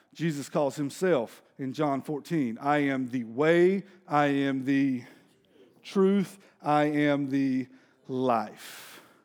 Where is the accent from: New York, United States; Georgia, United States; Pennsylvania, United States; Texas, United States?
Texas, United States; Denton; I'm from Denton.